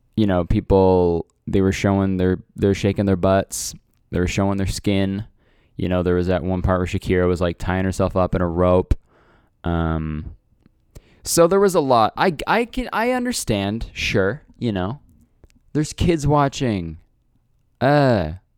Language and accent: English; Canada; I'm Canadian